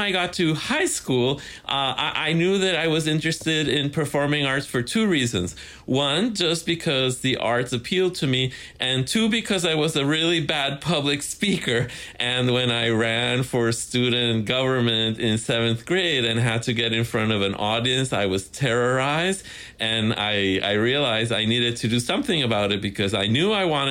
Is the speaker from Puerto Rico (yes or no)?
yes; San Juan, Puerto Rico; now in United States; I grew up in San Juan, Puerto Rico